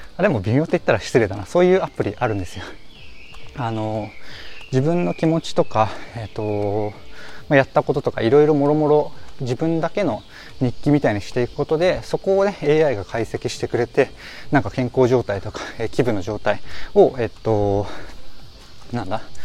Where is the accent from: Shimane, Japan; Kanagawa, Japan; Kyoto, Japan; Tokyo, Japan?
Kanagawa, Japan; Yokohama; ま僕横浜出身なんですけど